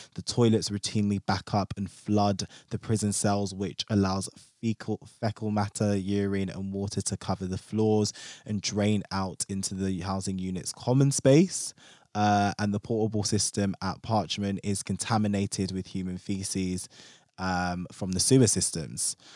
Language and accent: English; London, United Kingdom; me being a Londoner